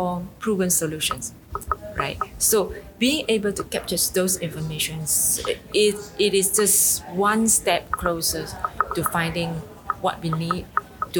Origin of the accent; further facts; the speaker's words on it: Penang, Malaysia; I'm coming from Penang, Malaysia.